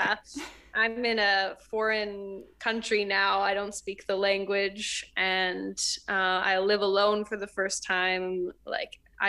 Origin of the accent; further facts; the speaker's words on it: Canada; moved away as an adult; also born or lived in New York, United States; I'm Canadian